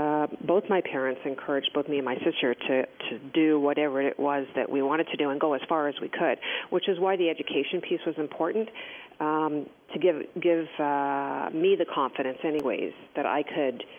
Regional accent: Toronto, Ontario, Canada; I had grown up and gone to school here in Toronto, like you said, one of three children

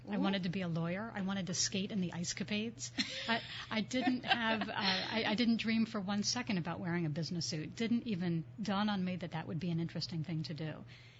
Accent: Reading, Pennsylvania, United States; I grew up in Reading, Pennsylvania, outside of Philadelphia, in a small city, in a small family where both of my grandfathers and one grandmother were entrepreneurs.

